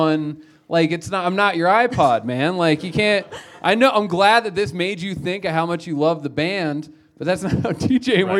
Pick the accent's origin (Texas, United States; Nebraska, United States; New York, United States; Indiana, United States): Nebraska, United States; North Platte; now in Denver, United States; I'm from North Platte